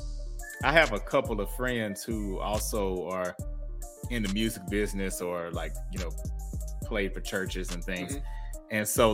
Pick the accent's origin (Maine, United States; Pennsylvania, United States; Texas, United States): Texas, United States; Houston; now in Dallas, United States; I'm actually from Houston